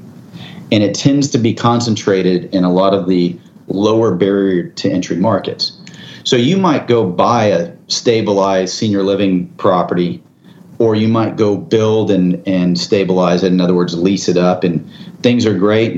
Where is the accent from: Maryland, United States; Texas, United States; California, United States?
Texas, United States; San Antonio; I grew up here in Texas. I grew up in San Antonio.